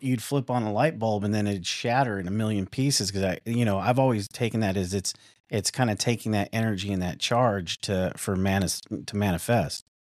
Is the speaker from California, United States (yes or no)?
no; Tucson, Arizona, United States; moved away; also born or lived in Midwest; I'm from Tucson, Arizona.